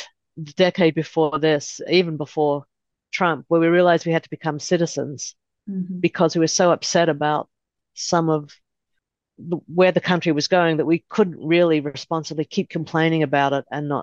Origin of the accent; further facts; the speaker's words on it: Melbourne, Victoria, Australia; moved away as an adult; now in Los Angeles, United States; I grew up in Australia, first generation Australian